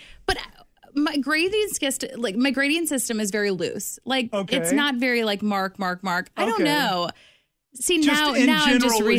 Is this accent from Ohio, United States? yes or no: no; Chicago, Illinois, United States; moved away as an adult; also born or lived in River Forest, Illinois / Columbia, Missouri; now in Kansas City, United States; I am from Chicago